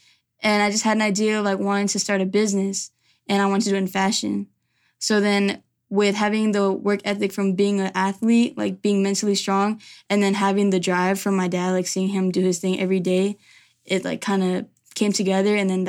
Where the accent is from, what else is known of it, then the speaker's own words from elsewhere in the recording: Ahwatukee, Arizona, United States; also born or lived in Chandler; So I was born here originally. I actually was born in Chandler, and then I ended up growing up in Ahwatukee. So ever since I was younger, I was an Arizona baby.